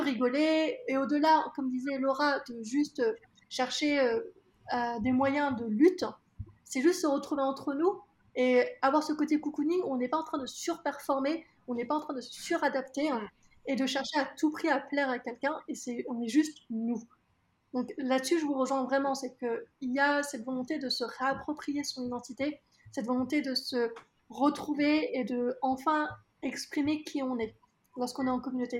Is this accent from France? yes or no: yes; France; je suis née en France, que je suis française